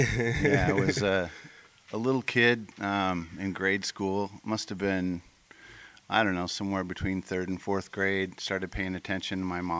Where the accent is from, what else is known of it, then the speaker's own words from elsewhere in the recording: Midwest, United States; also born or lived in St. Louis; Growing up in the Midwest. I was born in St. Louis, but we moved around a lot.